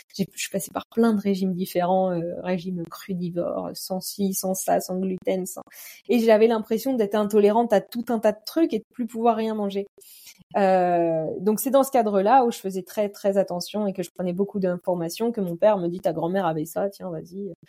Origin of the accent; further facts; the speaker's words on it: Normandy, France; je suis de Normandie